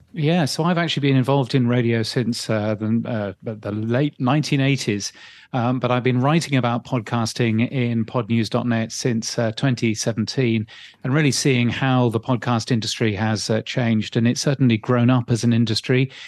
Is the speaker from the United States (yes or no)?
no; United Kingdom; now in Australia; I'm really a British person.